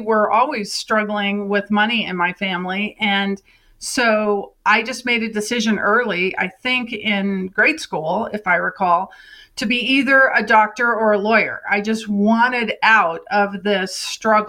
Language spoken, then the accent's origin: English; Crested Butte, Colorado, United States; also born or lived in Southeast Asia / New York City; my hometown of Crested Butte, Colorado